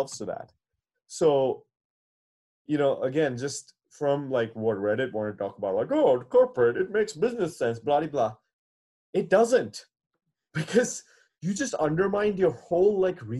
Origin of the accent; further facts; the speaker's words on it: India; I as an Indian